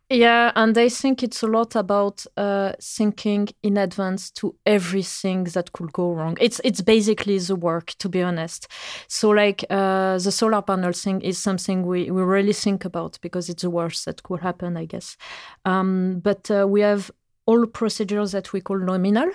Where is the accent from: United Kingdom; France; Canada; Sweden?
France; English is a second language; moved away as an adult; now in Norway; I come from France